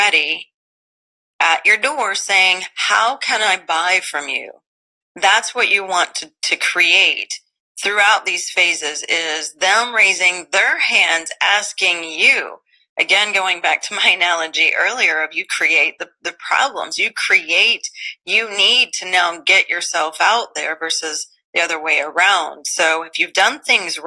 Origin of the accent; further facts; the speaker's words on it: Southeast Missouri, United States; I grew up in Southeast Missouri